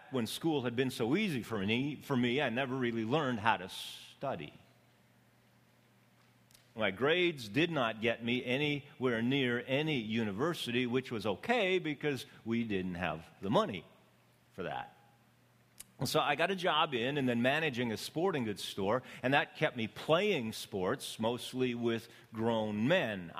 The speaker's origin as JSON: {"language": "English", "region": "Canadian Prairies", "country": "Canada", "tie": "born or raised there", "also_born_or_lived": "Ecuador", "moved": "yes", "lives_now": "Los Angeles, United States", "said": "I was born on the Canadian prairies."}